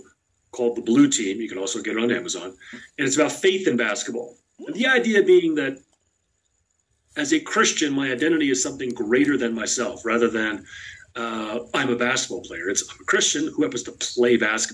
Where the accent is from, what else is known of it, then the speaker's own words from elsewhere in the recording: New Jersey, United States; also born or lived in Southeast Idaho; now in Bozeman, United States; I'm born and raised in New Jersey